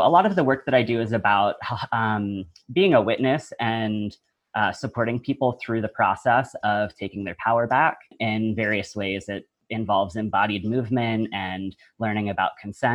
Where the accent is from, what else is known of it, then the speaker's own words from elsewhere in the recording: the South, United States; I was raised in the South in a biracial family